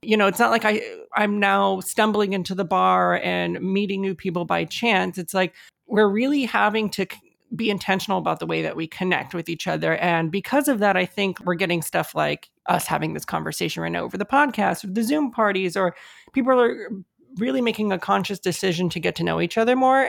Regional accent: United States; I was born here in the States, and my, my parents were also born here in the States

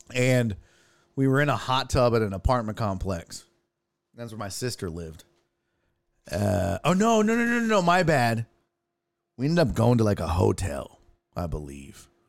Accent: Houston, Texas, United States; I grew up in Houston

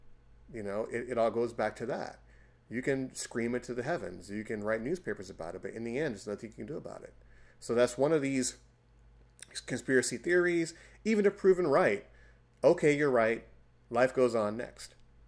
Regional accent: United States

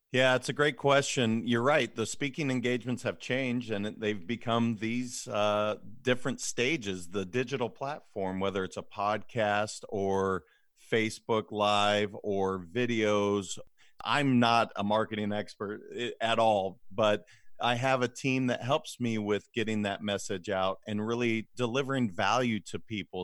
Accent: Montana, United States; moved away as an adult; now in California, United States; I'm originally from Montana. I ended up moving to California post-graduation of college.

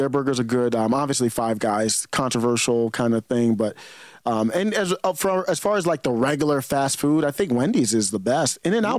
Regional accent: Cleveland, Ohio, United States; I grew up in Cleveland, Ohio, man.

